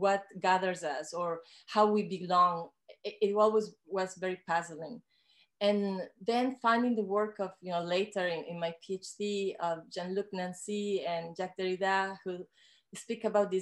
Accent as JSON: {"language": "English", "country": "Ecuador", "tie": "born or raised there", "moved": "yes", "lives_now": "Canada", "said": "I am a woman from the Andes. I grew up in Ecuador"}